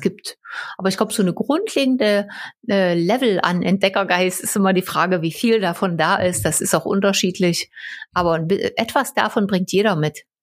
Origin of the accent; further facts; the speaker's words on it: Großwelka, Saxony, Germany; Ich bin in Großwelker aufgewachsen, Saurierpark